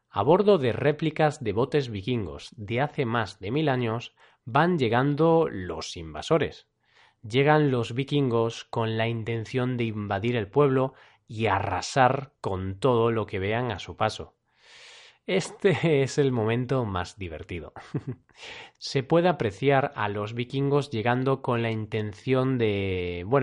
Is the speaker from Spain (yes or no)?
yes; Galicia, Spain; ya paro que al final se me va a notar mucho que soy de Galicia